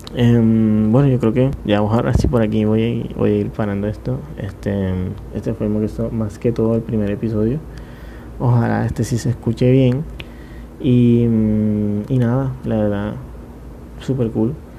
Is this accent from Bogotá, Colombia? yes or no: no; Montería, Córdoba, Colombia; yo soy de Montería